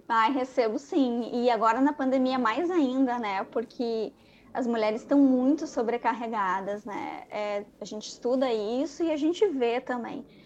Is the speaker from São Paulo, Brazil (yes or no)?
no; Rio Grande do Sul, Brazil; moved away as an adult; also born or lived in Rio de Janeiro; sou, sou gaúcha